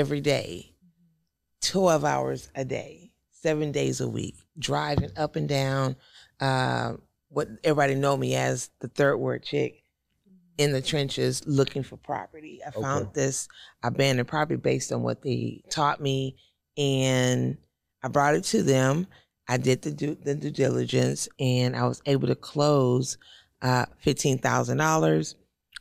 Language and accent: English; Houston, Texas, United States; also born or lived in Dallas, Texas; I'm originally from Houston